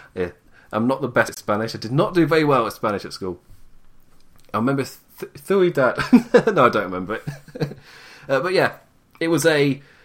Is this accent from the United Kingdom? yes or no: yes; United Kingdom; I'm too British